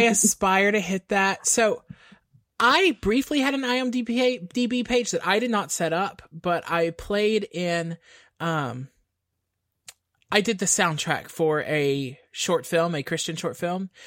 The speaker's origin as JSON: {"language": "English", "region": "East Texas", "country": "United States", "tie": "born or raised there", "moved": "yes", "lives_now": "San Antonio, United States", "said": "there was this Tex Mex place in my hometown called Cancun Dave's"}